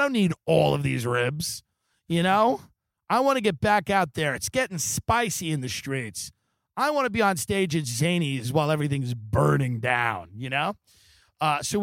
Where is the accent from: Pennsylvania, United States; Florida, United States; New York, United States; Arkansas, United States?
New York, United States; moved away as an adult; now in California, United States; my home state